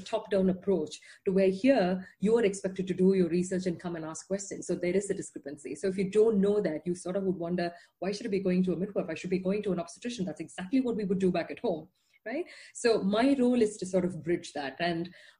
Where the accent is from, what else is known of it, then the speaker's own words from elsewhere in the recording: India; moved away as an adult; now in Netherlands; I'm not Dutch. You know, I didn't grow up here. I am from India.